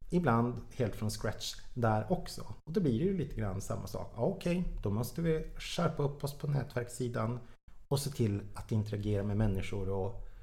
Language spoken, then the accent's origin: Swedish; Jokkmokk, Norrbotten County, Sweden; now in Stockholm, Sweden; Det var precis samma sak när jag flyttade från Jokkmokk till Stockholm. Jag kände typ ingen människa